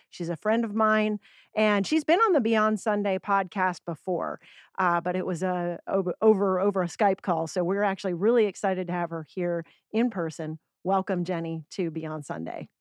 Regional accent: Georgia, United States; we're both from Georgia

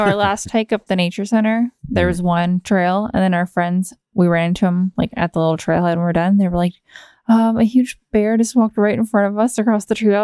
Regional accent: Kenai Peninsula, Alaska, United States; I grew up down on the Kenai Peninsula

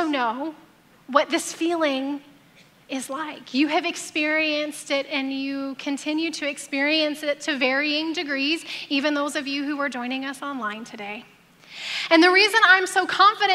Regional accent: Alabama, United States; now in Temecula, United States; I grew up in Alabama

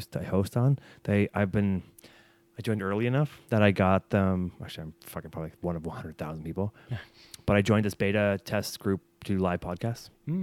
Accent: Barrie, Ontario, Canada; I grew up in Barrie

